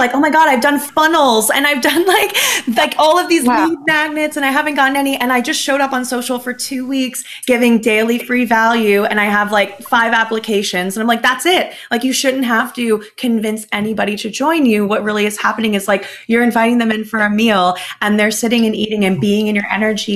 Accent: New Jersey, United States; I'm from New Jersey, I'm spicy, I'm Latina.

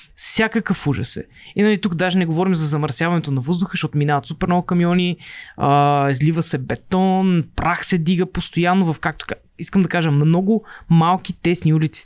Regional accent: Plovdiv, Plovdiv Province, Bulgaria; now in Sofia, Bulgaria; в Пловдив, където, откъдето съм аз

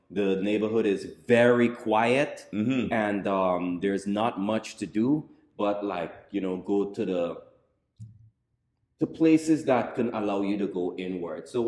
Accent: Guyana; As a kid growing up in Guyana, like the kids in the Western society

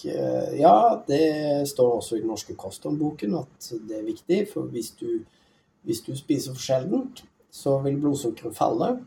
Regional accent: Tromsø, Troms, Norway; jeg vokste opp i Tromsø

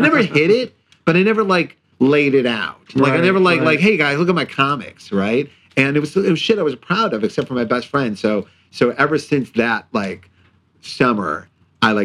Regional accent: Cleveland Heights, Ohio, United States; I grew up in Cleveland Heights, Ohio

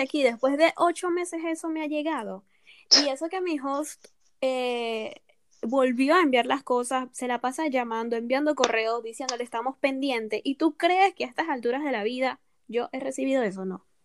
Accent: Venezuela; moved away as an adult; now in France; mi ciudad, en mi pueblito allá en Venezuela

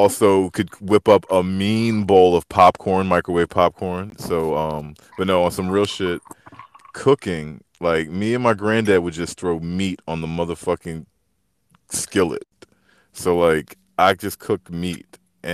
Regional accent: Maryland, United States; also born or lived in Atlanta, Georgia; I'm from Maryland. I was born in Atlanta, and I grew up out here in the DMV

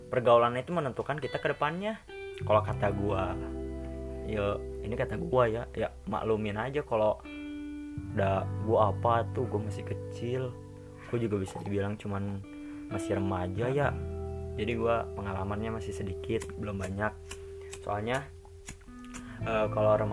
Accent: Bandung, West Java, Indonesia; gue anak Bandung ya jadi maklum lah kalau agak nggak pantas kalau ngomong lu gue ya

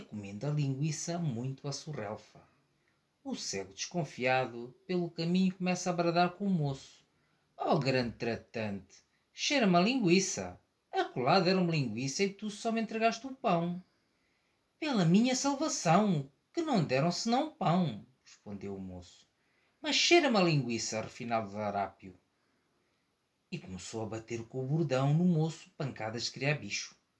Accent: Maputo, Maputo City, Mozambique; nasci em Moçambique, em Lourenço Marques, atual Maputo.

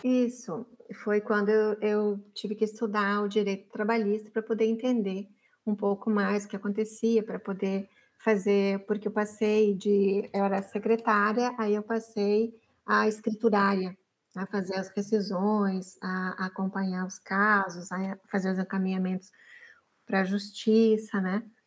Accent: Araucária, Paraná, Brazil; moved away as an adult; also born or lived in Dourados / Curitiba; now in Florianópolis, Brazil; eu nasci, como você falou, no município de Araucária, especificamente no hospital de Araucária

